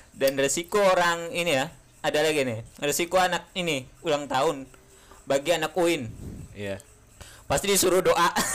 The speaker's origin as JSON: {"language": "Indonesian", "town": "Bogor", "region": "West Java", "country": "Indonesia", "tie": "born or raised there", "said": "zamanan kita S M A juga, ya terutama di Bogor"}